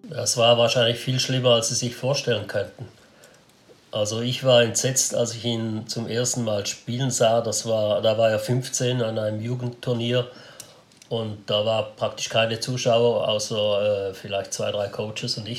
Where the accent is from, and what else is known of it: Switzerland